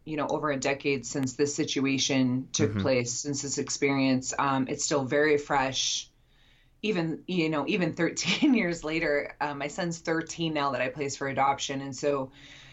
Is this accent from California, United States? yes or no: no; Utah, United States; moved away; also born or lived in Nashville, Tennessee; I'm from Utah